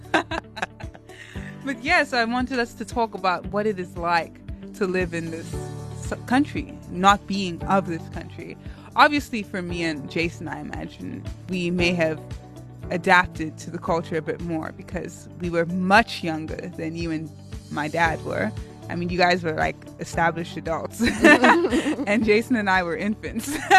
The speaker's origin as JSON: {"language": "English", "town": "Cape Town", "region": "Western Cape", "country": "South Africa", "accent": "Cape Tonian", "said": "But because I have this accent and I'm so Cape Tonian"}